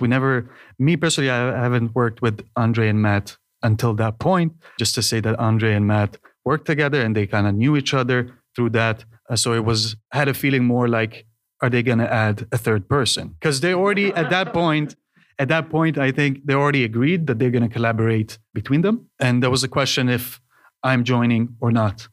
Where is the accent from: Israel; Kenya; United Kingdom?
Israel; moved away as an adult; now in Denmark; originally from Israel